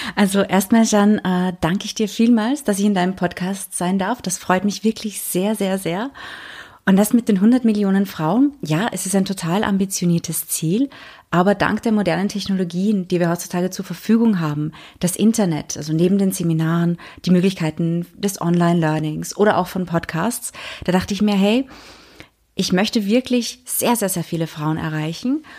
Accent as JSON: {"language": "German", "region": "England", "country": "United Kingdom", "tie": "born or raised there", "also_born_or_lived": "Austria / Monaco / Prague", "moved": "yes", "said": "Ich bin ja in Österreich geboren, aber in England aufgewachsen, dann nach Monaco gezogen"}